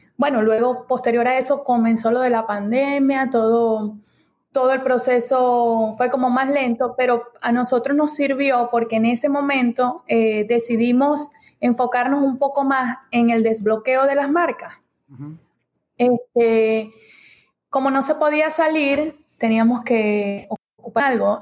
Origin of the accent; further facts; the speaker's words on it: Venezuela; moved away as an adult; now in United States; nosotros somos de Venezuela, eh, llegamos aquí a los Estados Unidos en el 2018